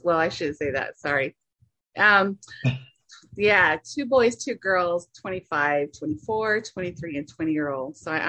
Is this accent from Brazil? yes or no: no; Navajo Nation, United States; So that's why I always say I'm from the Diné Nation.